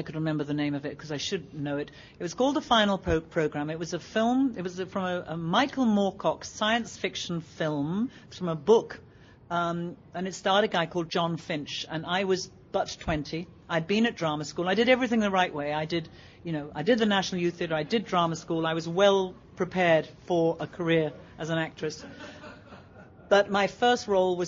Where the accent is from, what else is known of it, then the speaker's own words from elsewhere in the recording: Stratford-upon-Avon, West Midlands, United Kingdom; I was born and raised in Stratford-upon-Avon